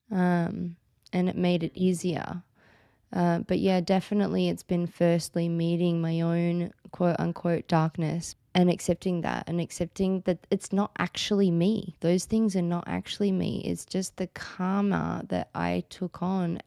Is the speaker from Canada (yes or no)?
no; Australia; I'm Australian, as you can all hear, and in Australia, it's not really so cool to change your name